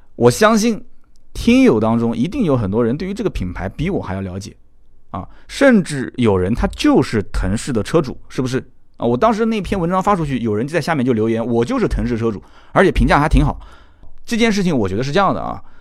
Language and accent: Chinese; China; 其实我们中国人表达方式是比较含蓄的